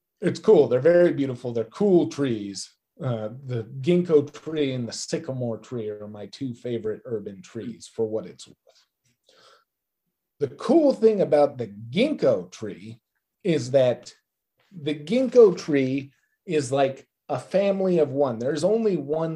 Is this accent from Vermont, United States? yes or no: yes; Vermont, United States; now in New York City, United States; I grew up in Vermont, which is a state famous for its autumn foliage. And I live in New York now